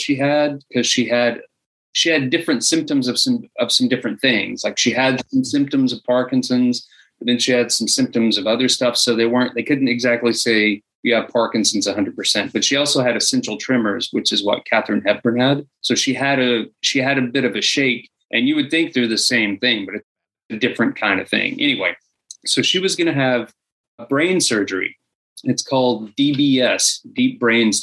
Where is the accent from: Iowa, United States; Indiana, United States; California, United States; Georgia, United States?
Georgia, United States; moved away as an adult; now in Los Angeles, United States; I moved to Los Angeles from Georgia. That's where I was born